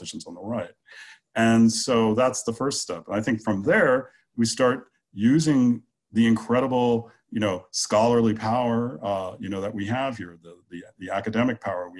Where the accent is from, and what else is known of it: United States